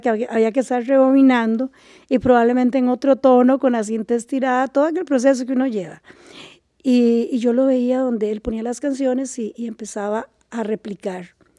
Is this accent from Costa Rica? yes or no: yes; Liberia, Guanacaste, Costa Rica; moved away as an adult; also born or lived in San José; yo pasé mi niñez y, mi adolescencia en Liberia, ¿verdad? En Liberia